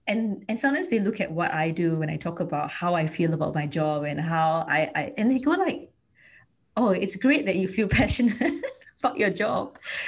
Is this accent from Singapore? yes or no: yes; Singapore; I come from Singapore